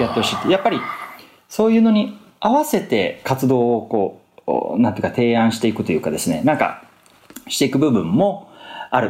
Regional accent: Fukuoka, Japan; moved away as an adult; also born or lived in Tokyo; 僕は福岡の人間で大学、東京に行って

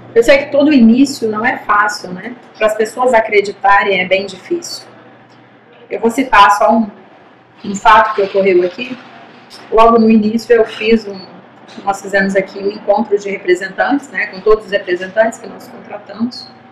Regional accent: Brazil; nós somos brasileiros

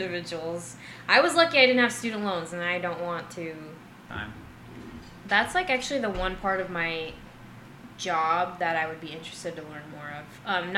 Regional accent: Arizona, United States; moved away; it was just all people from my very small hometown. And most of the people from my hometown kind of, like, just not necessarily stayed in the hometown, but stayed in Arizona

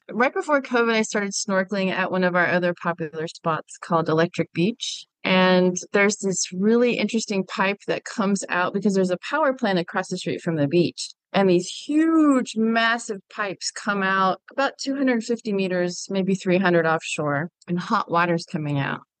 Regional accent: Germany; I grew up overseas in Germany. My father was in the military, and so we were always landlocked

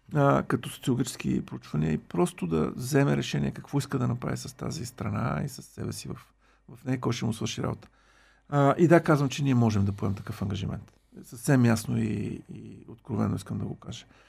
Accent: Bulgaria

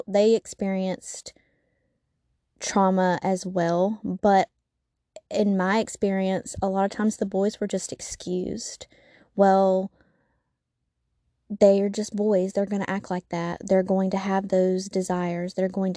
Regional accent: the South, United States; I am from the South

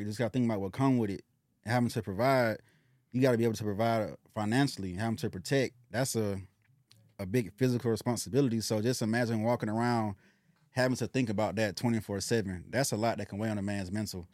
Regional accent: Decatur, United States; where I come from, I'm come from Decatur, so my family was always in the state of having to survive

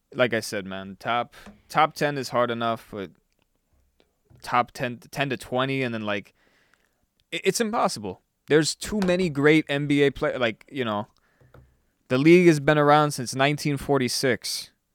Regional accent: South Florida, United States; now in Las Vegas, United States; growing up in South Florida

